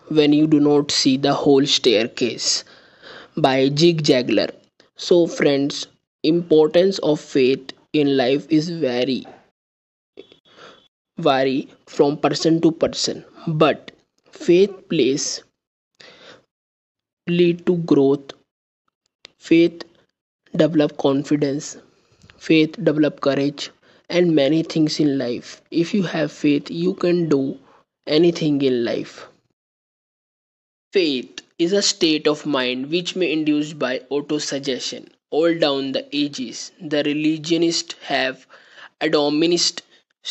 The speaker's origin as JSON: {"language": "English", "country": "India", "said": "I am from India."}